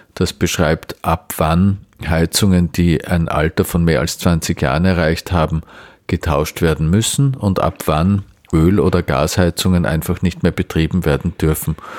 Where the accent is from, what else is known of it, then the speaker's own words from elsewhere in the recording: Vienna, Austria; als Wiener